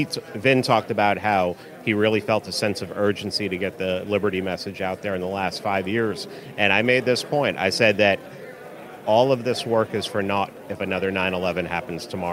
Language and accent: English; New York City, New York, United States; now in Georgia, United States; I grew up in New York City. I grew up in the Bronx.